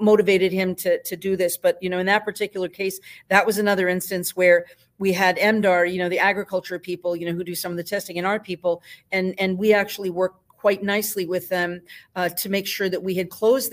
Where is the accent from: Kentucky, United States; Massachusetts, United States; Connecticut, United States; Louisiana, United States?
Massachusetts, United States; Easthampton; I will be in my hometown